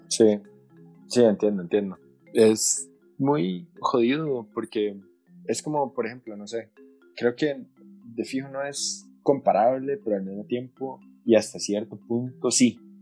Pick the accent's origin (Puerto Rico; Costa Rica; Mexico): Costa Rica; como costarricenses nosotros